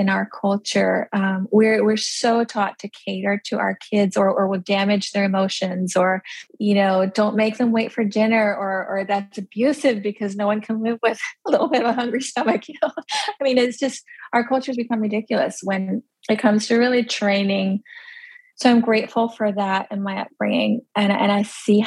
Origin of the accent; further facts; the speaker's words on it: United States; first language Pennsylvania Dutch; English is a second language; I grew up in like this tiny little community